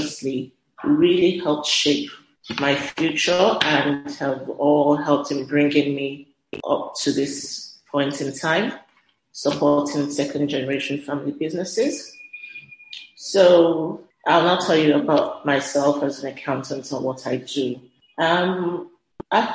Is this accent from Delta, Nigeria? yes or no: no; Lagos, Nigeria; Growing up in Lagos, I was kind of mandated to do a gap year